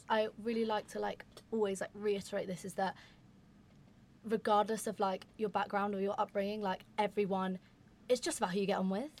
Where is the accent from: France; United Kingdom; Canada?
United Kingdom; London; moved away as an adult; now in Exeter, United Kingdom; I'm from London. I'm south, like southern south